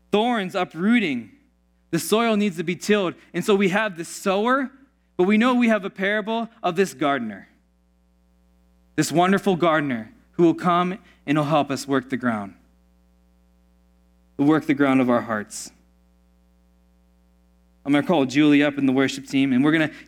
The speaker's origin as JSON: {"language": "English", "town": "Pittsburgh", "region": "Pennsylvania", "country": "United States", "tie": "born or raised there", "said": "Growing up in Pittsburgh, there's this town called Oakmont called Oakmont because of all the oak trees."}